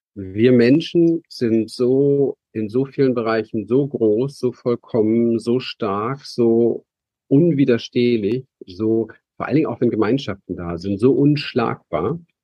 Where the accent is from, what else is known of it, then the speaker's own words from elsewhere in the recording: Berlin, Germany; ich bin aufgewachsen in Berlin